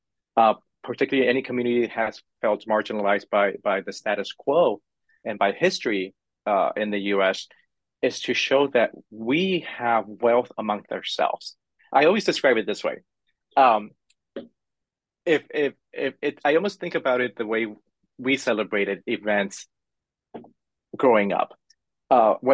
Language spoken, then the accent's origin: English; Los Angeles, California, United States; now in San Francisco, United States; I grew up in Hollywood, California. So I grew up in the middle of the entertainment industry, literally.